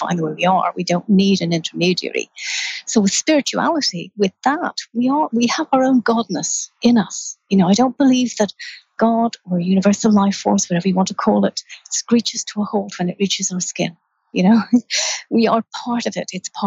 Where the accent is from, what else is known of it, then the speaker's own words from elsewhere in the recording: Ireland; I grew up in Ireland